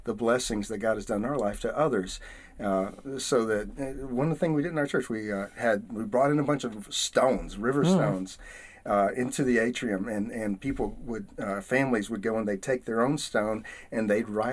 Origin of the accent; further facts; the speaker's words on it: the south of the United States, United States; accent: southern; now in Atlanta, United States; where I come from, my culture, in the south of the United States